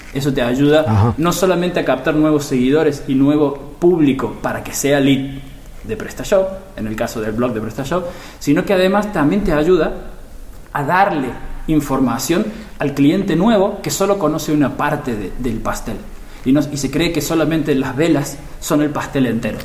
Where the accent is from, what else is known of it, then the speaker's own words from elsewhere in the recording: Argentina; moved away as an adult; now in Barcelona, Spain; yo soy argentino, como se notará en mi forma de hablar, pero vivo aquí en España desde hace 18 años